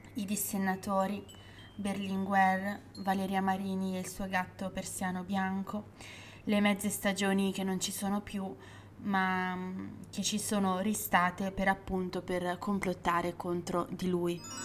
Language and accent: Italian; Legnano, Lombardy, Italy; Legnano, che è il mio paese di, mm, eh, origine